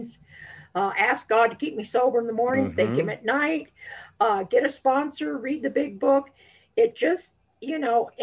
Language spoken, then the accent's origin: English; Colorado, United States; also born or lived in La Veta Pass, Colorado / Denver, Colorado; I was born, I'm a native of Colorado, and I was born in on La Vida Pass.